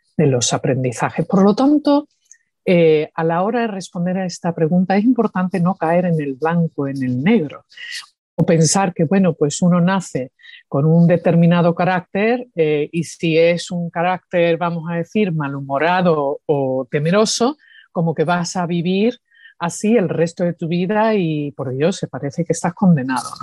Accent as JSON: {"language": "Spanish", "region": "Andalusia", "country": "Spain", "also_born_or_lived": "New York, United States / Seville, Spain", "accent": "Andalusian", "moved": "yes", "said": "cuando hablo español, pues tengo acento andaluz."}